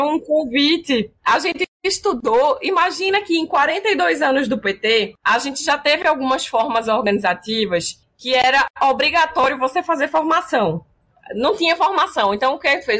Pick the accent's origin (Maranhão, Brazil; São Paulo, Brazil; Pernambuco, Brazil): Pernambuco, Brazil; Como pernambucana